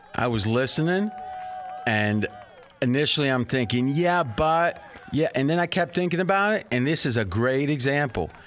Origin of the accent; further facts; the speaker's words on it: Ohio, United States; now in Las Vegas, United States; I grew up in Ohio